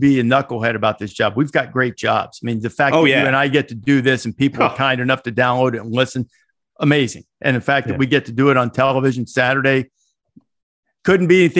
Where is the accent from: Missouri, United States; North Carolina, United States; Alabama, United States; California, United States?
Alabama, United States; Northwest; I grew up in Northwest Alabama